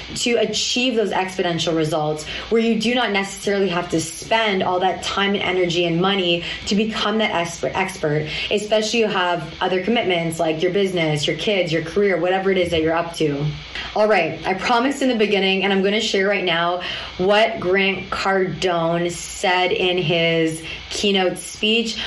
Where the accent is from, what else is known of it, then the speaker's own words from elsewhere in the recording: Toronto, Ontario, Canada; my hometown of Toronto